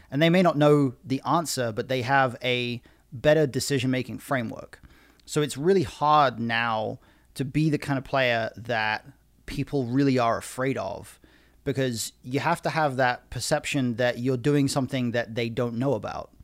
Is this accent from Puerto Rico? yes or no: no; United Kingdom; I'm British